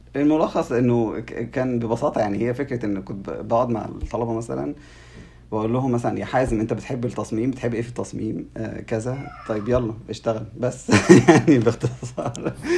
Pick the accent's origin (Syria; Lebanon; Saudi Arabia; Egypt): Egypt; عندنا في مصر